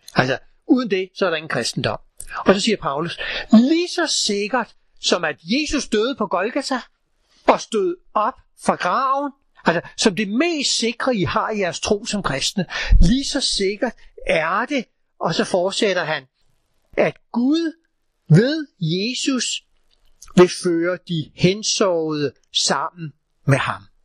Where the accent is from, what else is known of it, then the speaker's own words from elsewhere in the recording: Copenhagen, Capital Region of Denmark, Denmark; da jeg gik i skole i København for rigtig mange år siden